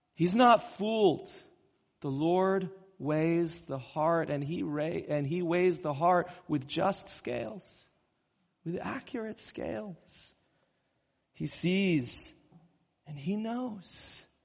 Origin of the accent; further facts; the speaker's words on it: California, United States; moved away; I grew up in California